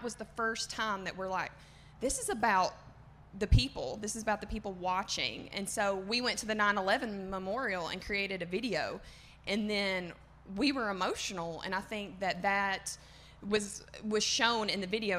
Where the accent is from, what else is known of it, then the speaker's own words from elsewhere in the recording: the South, United States; accent: southern; my southern comment is fake